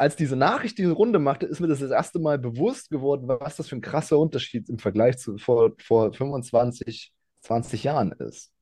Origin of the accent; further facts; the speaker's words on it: Ingelheim, Rhineland-Palatinate, Germany; Ich komme aus, äh, dem schönen Ingelheim. Das ist, ja, zwanzig Fahrminuten von Mainz entfernt, im, im schönen Rheinhessen.